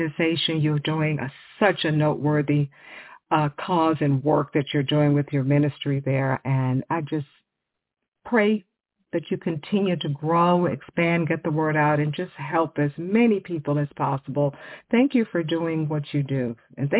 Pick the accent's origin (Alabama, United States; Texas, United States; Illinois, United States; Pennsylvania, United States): Texas, United States; Houston; I'm from Texas. I grew up in the Houston area